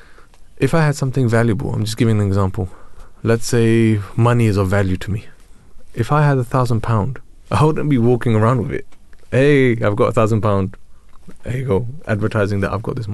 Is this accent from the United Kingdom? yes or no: yes; London, United Kingdom; I'm from Tooting.